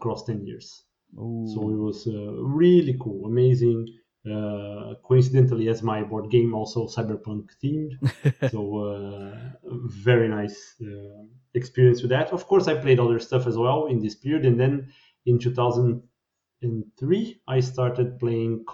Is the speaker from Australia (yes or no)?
no; Brazil; moved away as an adult; now in Sweden; I'm from Brazil